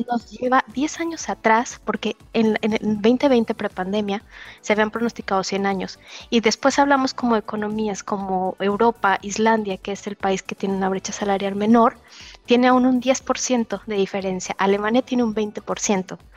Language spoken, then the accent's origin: Spanish; Mexico; moved away as an adult; now in Germany; Yo soy mexicana